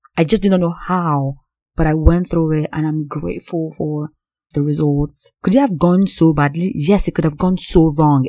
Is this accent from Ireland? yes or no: no; Nigeria; Growing up as Nigerian